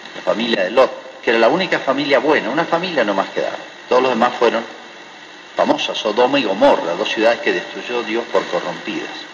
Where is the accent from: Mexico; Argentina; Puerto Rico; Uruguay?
Argentina; also born or lived in Malargüe, Mendoza; en Argentina